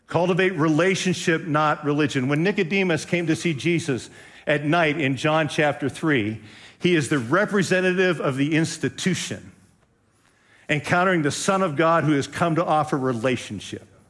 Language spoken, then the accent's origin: English; Western Pennsylvania, United States; now in Ohio, United States; I grew up in Western Pennsylvania.